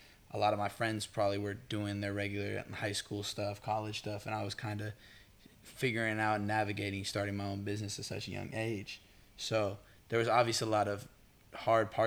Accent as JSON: {"language": "English", "town": "Berkeley", "region": "California", "country": "United States", "tie": "born or raised there", "also_born_or_lived": "Oakland, California", "moved": "as an adult", "lives_now": "Los Angeles, United States", "said": "I'm from the Bay Area. I'm from Berkeley, California"}